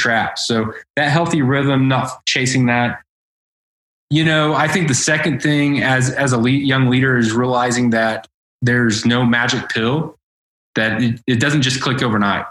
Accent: Edmond, Oklahoma, United States; I grew up in North Edmond on 3 acres

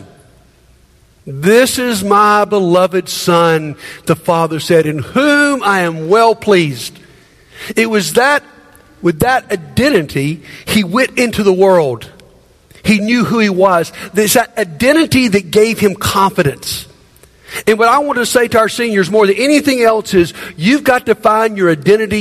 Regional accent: Montgomery, Alabama, United States; moved away as an adult; moving back to my hometown of Montgomery after being gone quite a few years

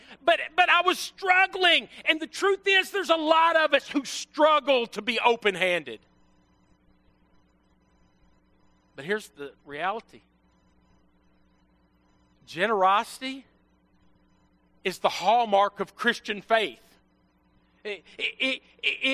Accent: Western Kentucky, United States; moved away; I was from Western Kentucky

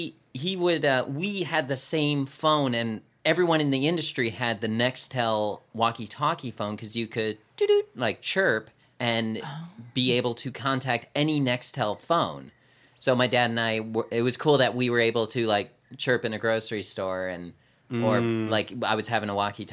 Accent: California, United States; I'm born and raised in California.

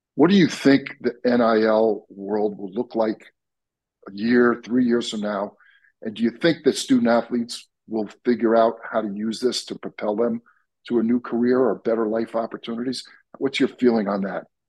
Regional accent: Long Island, New York, United States; I grew up on Long Island in New York

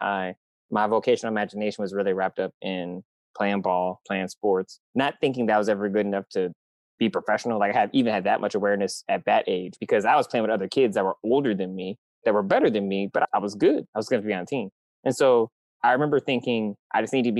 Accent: Michigan, United States; now in San Diego, United States; I'm from Michigan. I'm from the Midwest. So I grew up in crazy, deep, depressing winters

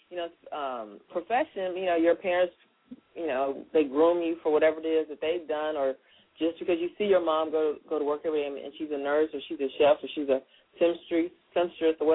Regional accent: Tennessee, United States; born or raised there; moved away; also born or lived in Chicago

